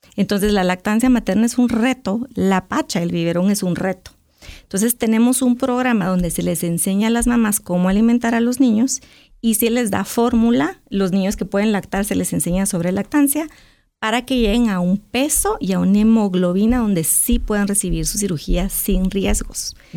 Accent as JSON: {"language": "Spanish", "country": "Guatemala", "said": "a uno como guatemalteco"}